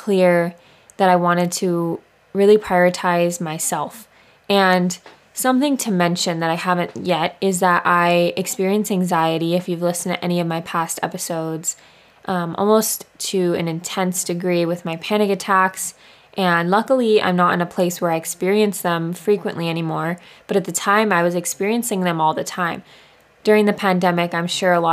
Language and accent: English; Maui, Hawaii, United States; also born or lived in Santa Barbara; I grew up here in Maui